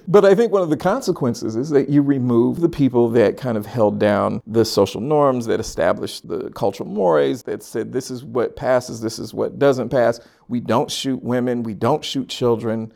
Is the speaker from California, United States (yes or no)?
yes; Sacramento, California, United States; moved away as an adult; now in Philadelphia, United States; Born and raised in Sacramento, California.